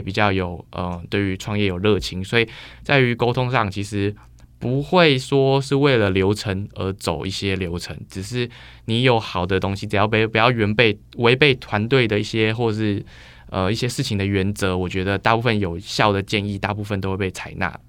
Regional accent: Taiwan; moved away as an adult; also born or lived in United States; 我那时候刚好疫情状况回来台湾

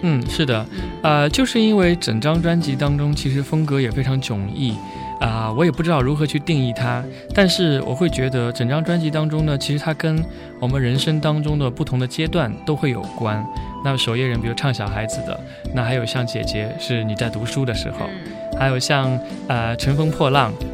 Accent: Sichuan, China; moved away; 其实因为我自己小时候是在四川长大的，我在四川生活过十年

